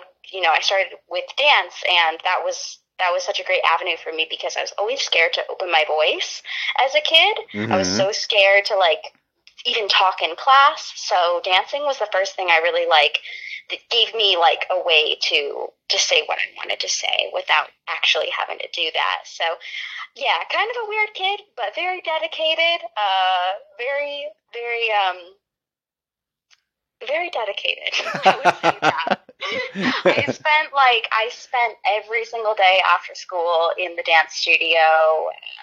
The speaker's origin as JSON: {"language": "English", "town": "Las Vegas", "region": "Nevada", "country": "United States", "tie": "born or raised there", "moved": "yes", "lives_now": "Los Angeles, United States", "said": "I grew up in Las Vegas, Nevada"}